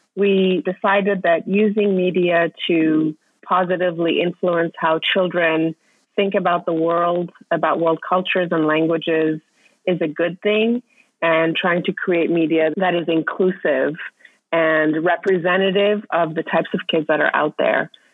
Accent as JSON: {"language": "English", "region": "Vienna", "country": "Austria", "tie": "born or raised there", "also_born_or_lived": "Iran", "moved": "as an adult", "lives_now": "United States", "said": "I was born in Iran, I grew up in Austria, and then came to the States for college"}